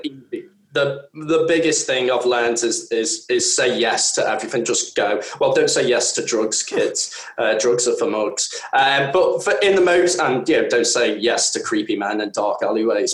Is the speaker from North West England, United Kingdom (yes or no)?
yes; the Wirral, North West England, United Kingdom; I come from an area where I come from the Wirral